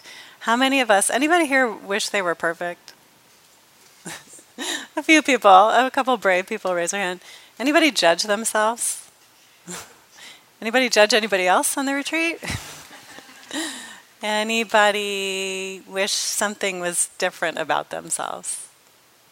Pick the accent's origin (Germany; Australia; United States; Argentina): United States; Los Angeles, California; I'm from Los Angeles, which I am